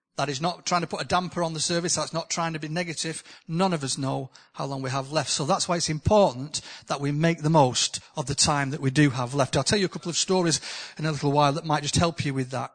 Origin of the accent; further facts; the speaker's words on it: the north of England, United Kingdom; accent: northern; my accent from the north.